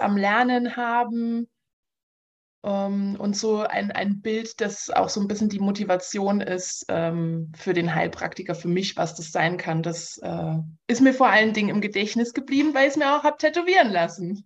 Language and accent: German; Saarland, Germany; now in Munich, Germany; ich komme ursprünglich aus dem Saarland